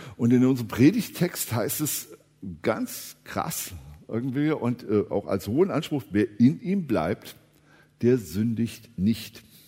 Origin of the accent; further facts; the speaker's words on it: Eschwege, Hesse, Germany; ich bin ja in Eschwege aufgewachsen